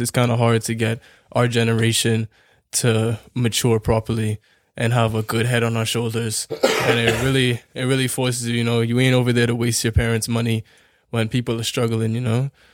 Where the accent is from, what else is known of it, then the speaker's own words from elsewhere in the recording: Bahamas; now in Canada; we are from the Bahamas where the opportunities are limited.